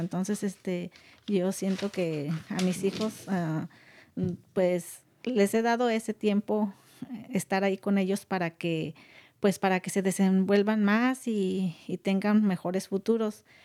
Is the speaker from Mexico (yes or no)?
yes; Guanajuato, Mexico; now in California, United States; yo soy originaria de un pueblo muy pequeño de Guanajuato, México